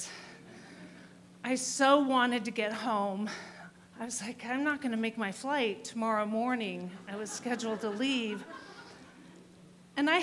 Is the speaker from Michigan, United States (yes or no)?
no; Spokane, Washington, United States; I'm from Spokane, Washington